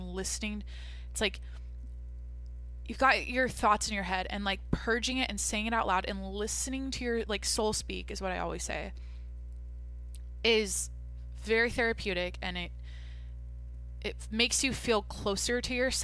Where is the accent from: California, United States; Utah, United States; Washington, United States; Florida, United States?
Washington, United States; Mount Vernon; moved away; my hometown, Mount Vernon, Washington. Like, this looks like where I'm from